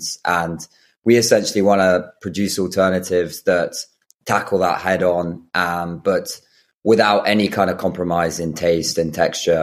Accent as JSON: {"language": "English", "town": "Brighton", "region": "South East England", "country": "United Kingdom", "tie": "born or raised there", "said": "I grew up in Brighton outside"}